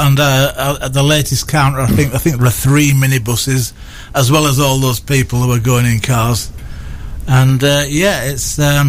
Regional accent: Yorkshire and the Humber, United Kingdom; No, because I'm from Yorkshire

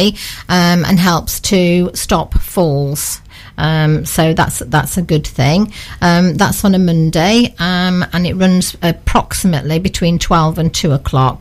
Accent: Barton-upon-Humber, Yorkshire and the Humber, United Kingdom; now in Newark, United Kingdom; I'm from Barton-on-Humber originally, where the Humber Bridge connects Barton and Hull. I moved locally here in 1987 and moved to the Newark area

